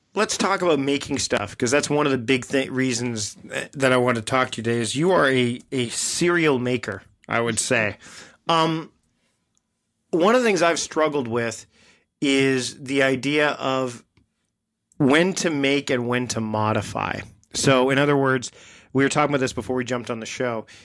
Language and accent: English; Canada; also born or lived in Victoria, British Columbia; we're both Canadian